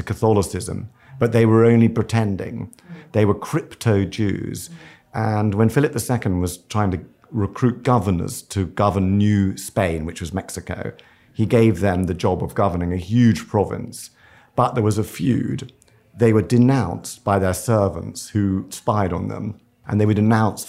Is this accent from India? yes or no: no; London, United Kingdom; we grew up in a very kind of strange household because the surgery was under the house in Kensington.